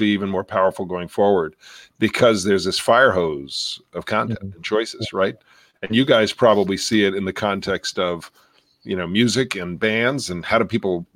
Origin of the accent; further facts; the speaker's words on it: New York, United States; moved away; I grew up in New York, and watch Channel 13 and listen to public radio in New York